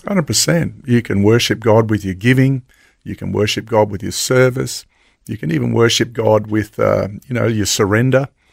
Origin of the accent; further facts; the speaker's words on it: Logan, Queensland, Australia; I grew up in Logan West. So I was born in Logan West back